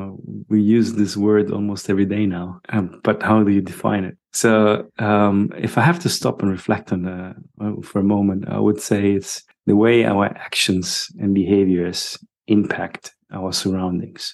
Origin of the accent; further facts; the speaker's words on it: Germany; moved away as an adult; also born or lived in England / Dubai / Sydney, Australia / Greece; now in Madeira, Portugal; I was born in Germany. And when people ask me where you're from, I still don't know where I'm from. I usually say my passport is Italian. And then I grew up in Germany.